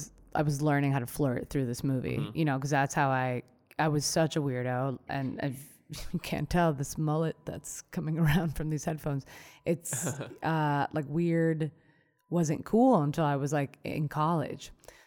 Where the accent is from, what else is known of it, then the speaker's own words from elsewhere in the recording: Colombia; my parents were like hyper aware of that, because we came from Colombia, and so they're like, oh, what's going on?